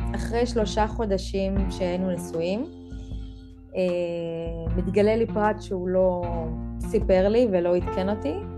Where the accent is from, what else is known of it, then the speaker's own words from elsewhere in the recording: Central Israel, Israel; אני בת 33 ממרכז הארץ